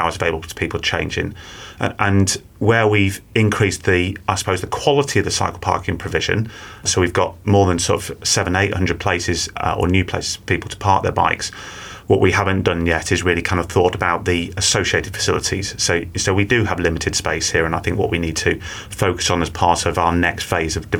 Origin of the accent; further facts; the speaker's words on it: Manchester, North West England, United Kingdom; I grew up in Manchester